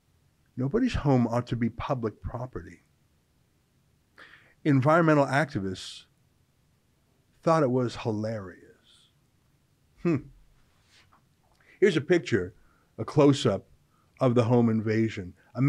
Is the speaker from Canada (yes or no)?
yes; Calgary, Alberta, Canada; moved away; I'm from Calgary originally.